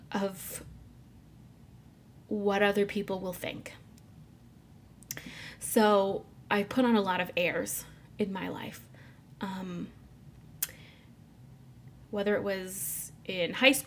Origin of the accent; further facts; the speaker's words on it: Mitchell, Illinois, United States; now in Chicago area, United States; I grew up near St. Louis in a small town called Mitchell, Illinois